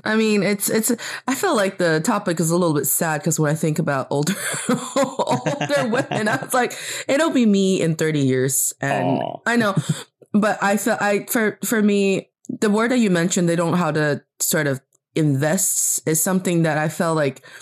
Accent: China; also born or lived in Beijing, China; I am from China, and I'm talking to you from Beijing, China

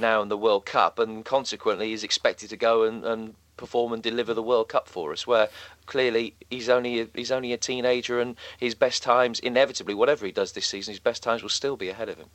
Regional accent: England, United Kingdom; as an Englishman

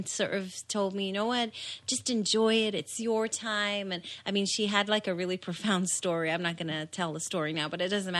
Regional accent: Israel; moved away; I was born in Israel. In Israel, you sort of start school when you're six.

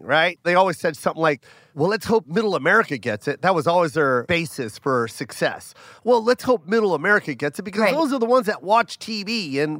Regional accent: Tacoma, Washington, United States; moved away; I'm from Tacoma, and there's a lot of Asians

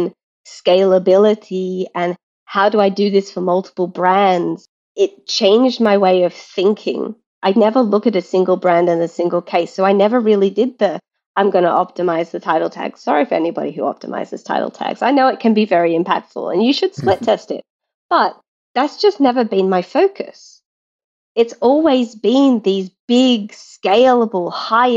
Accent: Australia; moved away; I'm Australian, where we're quite blunt as a culture

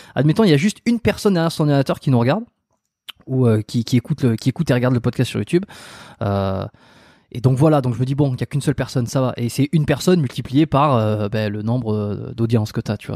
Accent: France; moved away as an adult; also born or lived in Bordeaux; now in Montreal, Canada; Je suis pas canadien, je suis français euh, qui suis expatrié

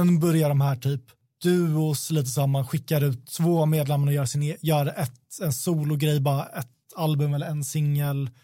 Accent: Sweden; vi är svenskar

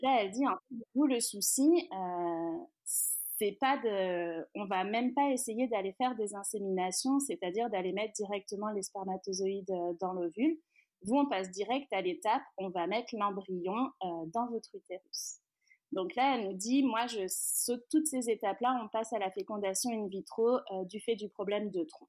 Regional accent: France; moved away as an adult; also born or lived in Rive-Sud of Montreal, Canada; now in Montreal, Canada; je suis française, on s'est expatrié ici

